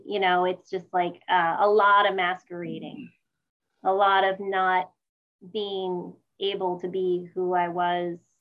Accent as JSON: {"language": "English", "town": "Sparta", "region": "New Jersey", "country": "United States", "tie": "born or raised there", "moved": "yes", "lives_now": "San Jose, United States", "said": "I grew up in uh, Sparta, New Jersey, which is about an hour outside of New York City"}